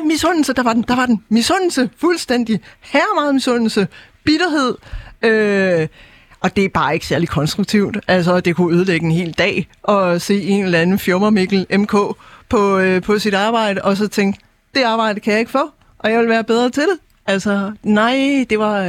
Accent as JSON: {"language": "Danish", "region": "Jutland", "country": "Denmark", "moved": "yes", "lives_now": "Copenhagen, Denmark", "said": "det var træls, som vi siger hjemme i Jylland"}